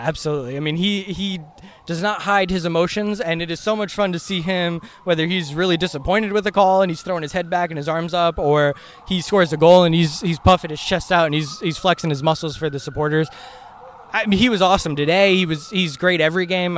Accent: Atlanta, Georgia, United States; moved away as an adult; I grew up in Atlanta, uh, spent first 23 years of my life in the state of Georgia

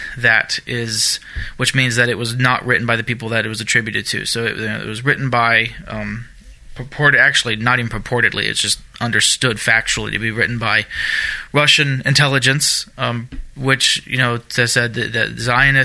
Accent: Germany; moved away; I grew up in Germany. I lived in Germany most of my younger years

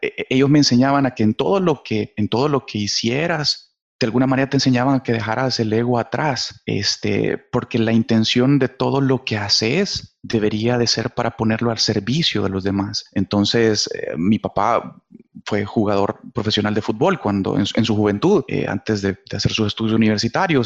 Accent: El Salvador; acá en mi país se me dio la oportunidad de ser parte de la ah, selección de fútbol del Salvador

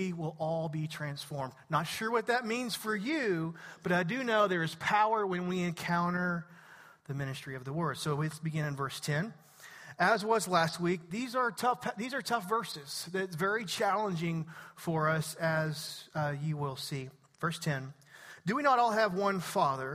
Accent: East Texas, United States; I'm from East Texas

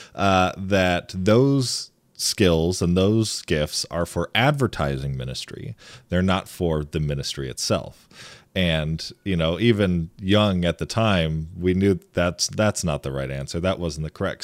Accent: east side of Michigan, United States; I actually grew up and I lived on the east side of the state

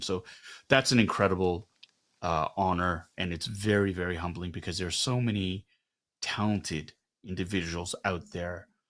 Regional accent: Canada; I am Korean Canadian." More Canadian because this is where I'm, I, this is where I grew up.

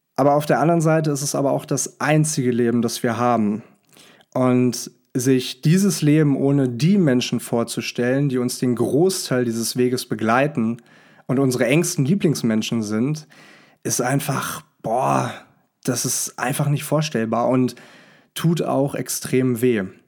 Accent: Hanover, Lower Saxony, Germany; moved away; Ich sitze hier gerade in Hannover, meiner Heimatstadt

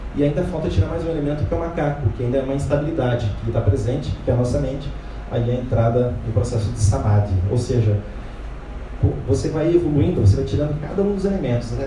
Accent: Brazil; como brasileiros

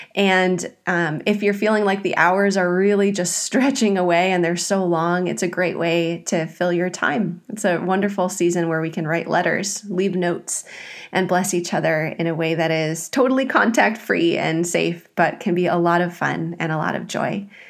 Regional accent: Midwest, United States; moved away; I grew up in the Midwest where we had a lot more variance in the weather

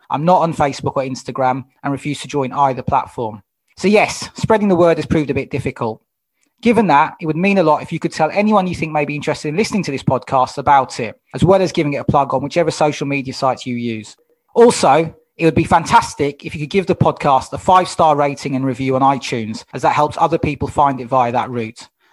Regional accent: London, United Kingdom; now in South London, United Kingdom; I'm from Wembley originally

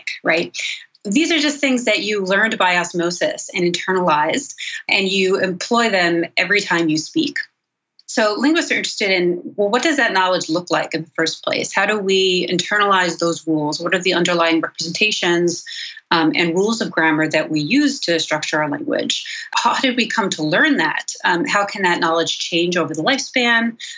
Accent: Cranford, New Jersey, United States; I'm originally from Cranford, New Jersey, which is kind of a suburb of New York City in Union County, just less than an hour outside New York City, a town of about 20, 22,000 people. So I grew up in suburban New Jersey

